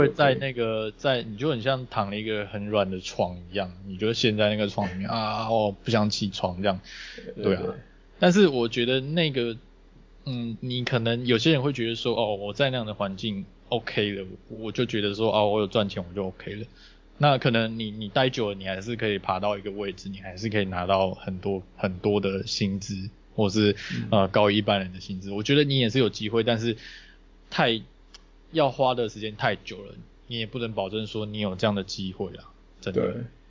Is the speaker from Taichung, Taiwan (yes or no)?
yes; Taichung, Taiwan; 因为我也是从台中上来的。